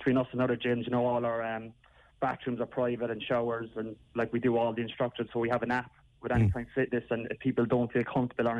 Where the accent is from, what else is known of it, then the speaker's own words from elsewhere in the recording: Cork, Munster, Ireland; in Cork when it's my hometown as well